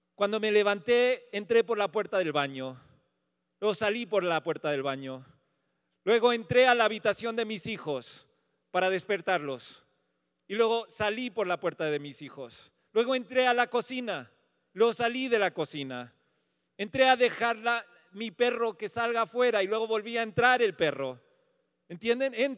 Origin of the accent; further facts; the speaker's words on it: United States; moved away; soy un gringo